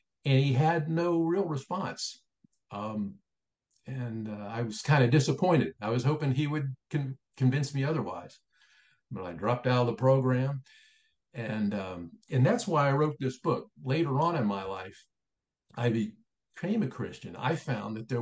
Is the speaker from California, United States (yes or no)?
no; Springfield, Ohio, United States; moved away as an adult; Springfield, Ohio became my hometown.